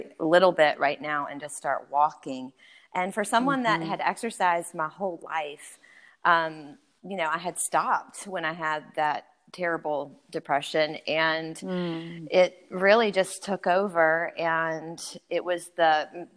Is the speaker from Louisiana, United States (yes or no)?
yes; Louisiana, United States; moved away as an adult; also born or lived in Georgia; I grew up in Louisiana. So I'm a Cajun-born girl. Grew up in the bayou.